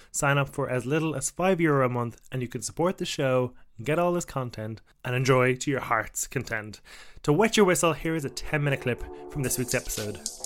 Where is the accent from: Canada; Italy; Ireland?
Ireland; as an Irishman